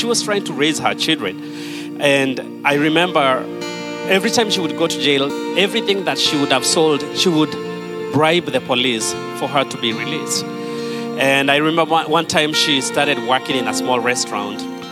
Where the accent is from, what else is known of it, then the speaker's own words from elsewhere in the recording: Kenya; now in United States; I was born and raised in Kenya